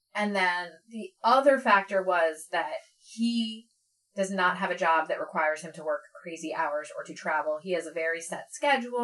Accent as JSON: {"language": "English", "area": "Philadelphia area", "region": "Pennsylvania", "country": "United States", "tie": "born or raised there", "also_born_or_lived": "New York", "said": "I grew up here"}